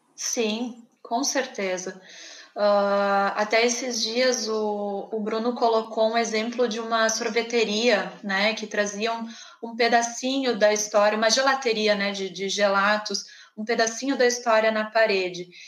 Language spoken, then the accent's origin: Portuguese; Rio Grande do Sul, Brazil; accent: gaúcho; eu sou do Rio Grande do Sul